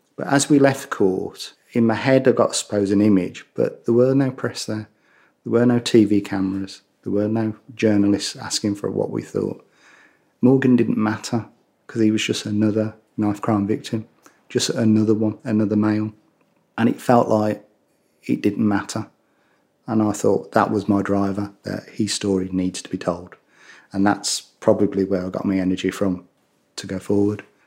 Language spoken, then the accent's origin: English; Birmingham, West Midlands, United Kingdom; accent: Brummie; my Brummie accent